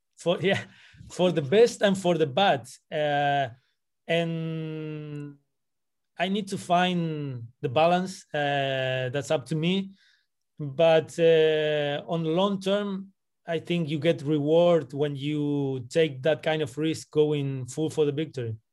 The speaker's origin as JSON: {"language": "English", "region": "Buenos Aires", "country": "Argentina", "tie": "born or raised there", "also_born_or_lived": "Santiago, Chile / Brussels, Belgium", "moved": "yes", "lives_now": "Washington, D.C., United States", "said": "I'm coming from Buenos Aires. That's where I was born. I've been living in Santiago de Chile. I've been living in Brussels"}